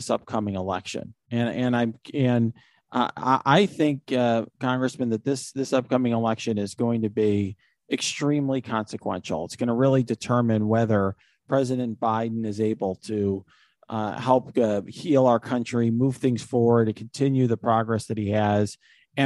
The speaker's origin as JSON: {"language": "English", "town": "Naperville", "region": "Illinois", "country": "United States", "tie": "born or raised there", "said": "my hometown in Naperville"}